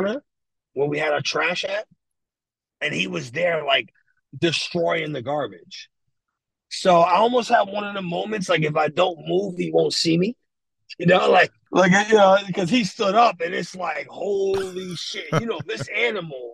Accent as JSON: {"language": "English", "town": "New York City", "region": "New York", "country": "United States", "moved": "as an adult", "lives_now": "Pennsylvania, United States", "said": "me and my mom, like, we're from the Bronx."}